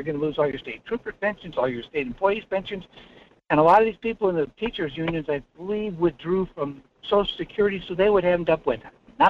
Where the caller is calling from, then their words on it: North Pole, Alaska, United States; Yeah, this is … in North Pole.